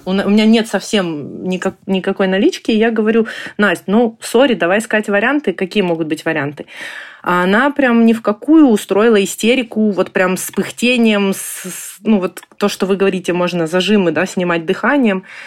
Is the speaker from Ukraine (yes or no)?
yes; Ukraine; moved away as an adult; now in Germany; Мы из Украины. Мы приехали в Германию в феврале прошлого года